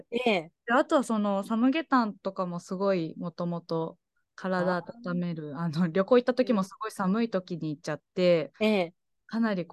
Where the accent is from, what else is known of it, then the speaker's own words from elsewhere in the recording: Aichi, Japan; moved away as an adult; also born or lived in Tokyo; now in Nagoya, Japan; 地元が愛知県なので、小屋市の隣の市なんですけど